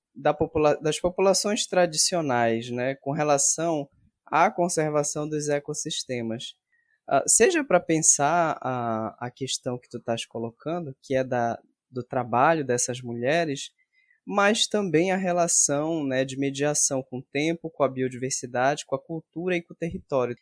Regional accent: Salinópolis, Pará, Brazil; now in Belém, Brazil; eu vim da região do Salgado, lá de Salinas

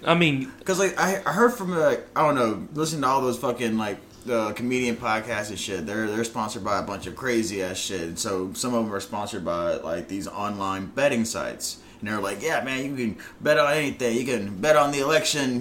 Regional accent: United States; I'm an American because my fucking Irish motherfucking family moved over here because of the fucking potato famine

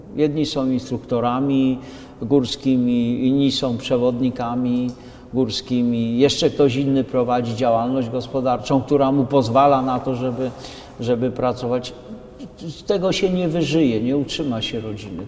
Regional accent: Podhale, Lesser Poland, Poland; moved away; pochodzę z Podhala, jestem, jak to gadają, rodowity górol

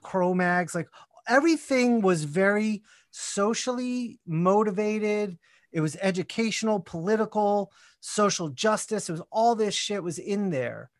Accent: Columbia, Maryland, United States; also born or lived in North Jersey / Queens, New York / Washington, D.C.; now in Atlanta, United States; eventually settled in the suburbs outside of Washington in Columbia, Maryland, and that's where I spent most of my childhood

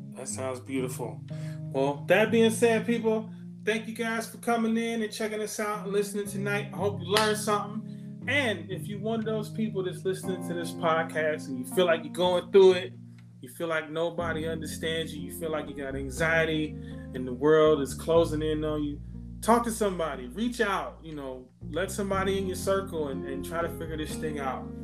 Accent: Ohio, United States; I wasn't born in Ohio, but I grew up in Ohio.

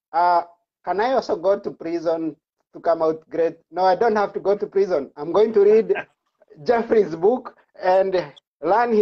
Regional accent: Kenya; coming from Kenya

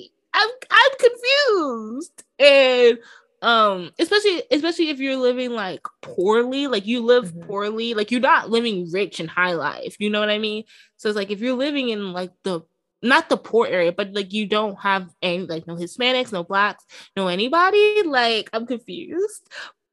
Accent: New York City, New York, United States; this is my home borough

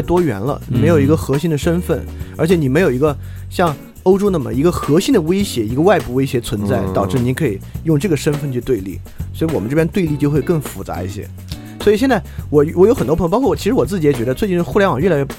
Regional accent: Sichuan, China; 我是个四川人，

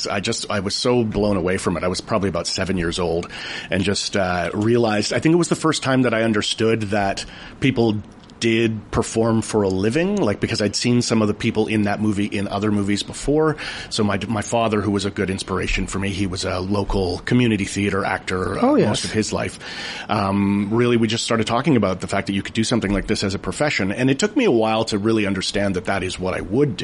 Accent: the Okanagan, British Columbia, Canada; also born or lived in Hamilton, Ontario / Vancouver / Victoria; now in Prince George, Canada; I was transplanted to BC when I was 8, so I do consider myself from British Columbia. I grew up in the Okanagan

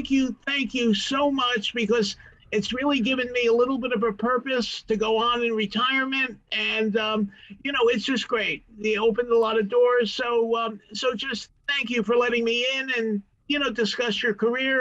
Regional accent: Queens, New York, United States; So I'm born and raised in Queens, and I was looking at colleges obviously all over.

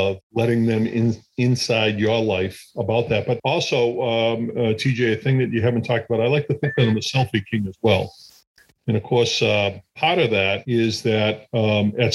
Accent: Chelsea, Massachusetts, United States; having grown up in Chelsea, which was once a part of Boston 100 years ago.

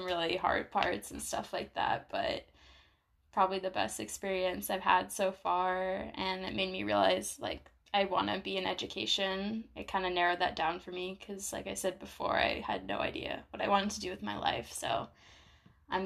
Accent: Vermont, United States; moved away as an adult; also born or lived in South Carolina; now in France; I'm from Vermont

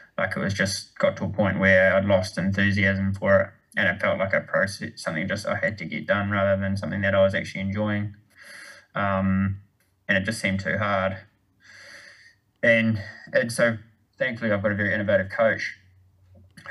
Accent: New Zealand; moved away; also born or lived in United States; growing up in New Zealand

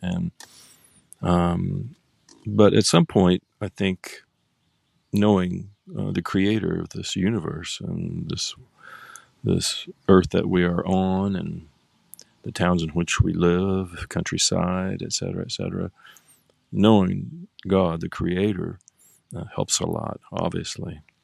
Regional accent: Oklahoma, United States; now in San Diego, United States; I grew up in Oklahoma

